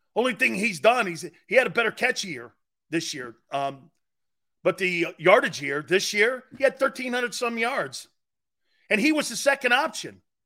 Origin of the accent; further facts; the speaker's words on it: New England, United States; when I grew up in New England